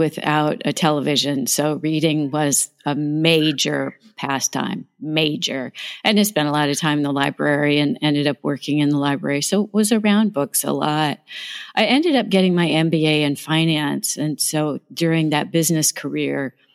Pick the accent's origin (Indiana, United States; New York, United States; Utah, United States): Indiana, United States; Southern; moved away; I'm from Southern Indiana